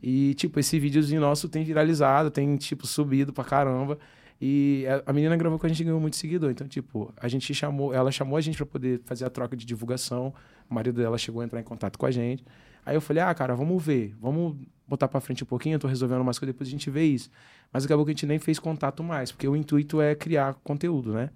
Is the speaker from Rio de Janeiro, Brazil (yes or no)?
yes; Angra dos Reis, Rio de Janeiro, Brazil; moved away; em Angra que como eu sou nascido e criado lá